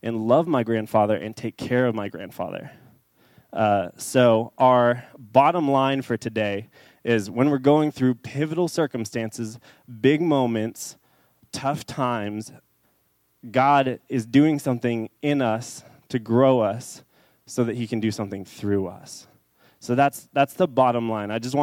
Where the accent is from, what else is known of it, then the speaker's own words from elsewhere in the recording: Dallas, Texas, United States; I grew up in Dallas. I grew up in kind of a South Dallas area.